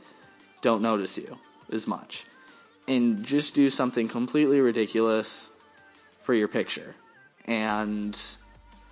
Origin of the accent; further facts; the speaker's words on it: Wisconsin, United States; we're from Wisconsin, Packer fans